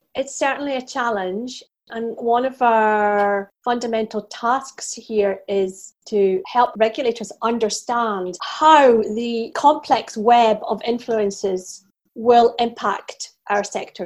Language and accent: English; Scotland, United Kingdom; I'm Scottish